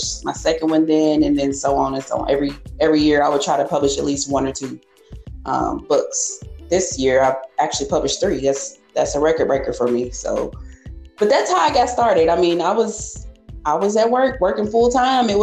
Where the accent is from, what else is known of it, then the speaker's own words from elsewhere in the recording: Hopkinsville, Kentucky, United States; when I worked at the Holiday Inn at the front desk in Hopkinsville, my hometown